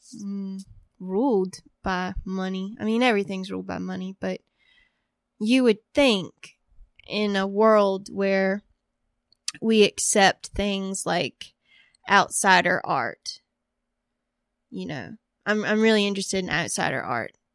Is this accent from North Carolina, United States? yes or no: yes; Woodland, North Carolina, United States; moved away; I'm from Woodland, North Carolina. Okay, so we're on Chestnut Street now, and I grew up on Hemlock Street